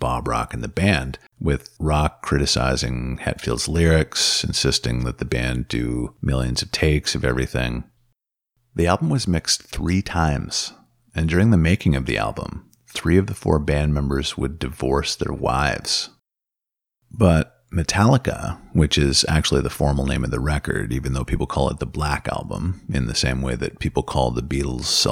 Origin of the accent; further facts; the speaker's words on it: Northern Ontario, Canada; where I grew up in Northern Ontario